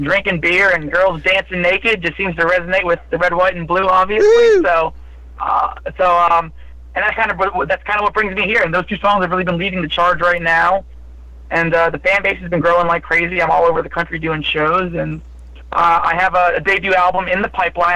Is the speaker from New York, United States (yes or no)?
no; New Jersey, United States; I'm from New Jersey. I was raised on classic rock.